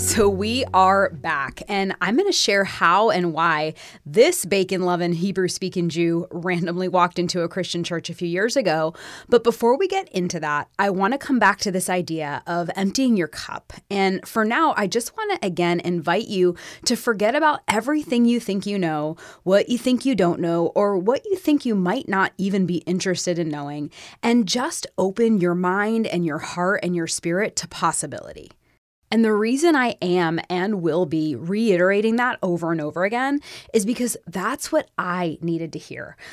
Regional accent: Florida, United States; moved away as an adult; now in Tennessee, United States; growing up in Florida, there were always other Jewish kids around.

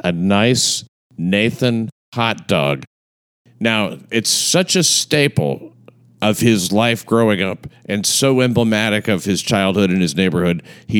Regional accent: New York City, New York, United States; I grew up in the Bensonhurst section of Brooklyn.

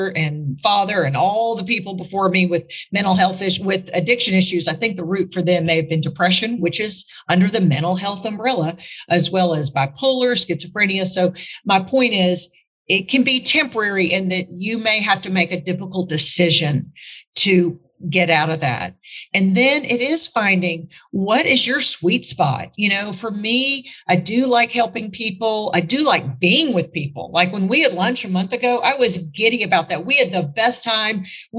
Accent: Newark, New Jersey, United States; moved away; also born or lived in Arkansas; remember I came from Newark, New Jersey to New Orleans to suck your toe, Arkansas, Durbot, Arkansas.

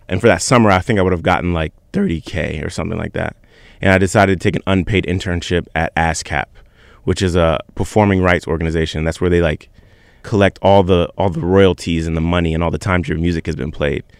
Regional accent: Virginia Beach, Virginia, United States; I'm from Virginia Beach, Virginia.

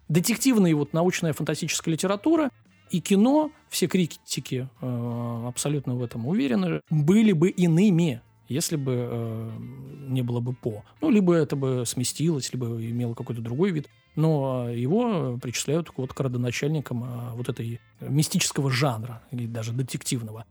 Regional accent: Russia; для нас, э, российских граждан

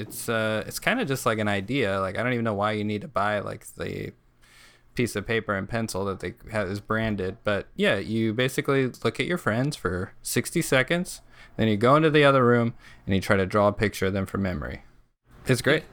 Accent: New Mexico, United States; So we're all from New Mexico

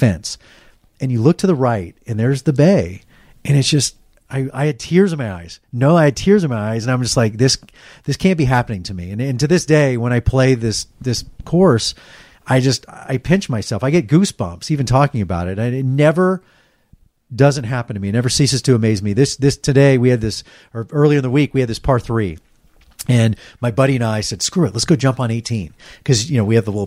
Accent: Dallas, Texas, United States; moved away; I grew up in Dallas and my family didn't have a lot of money

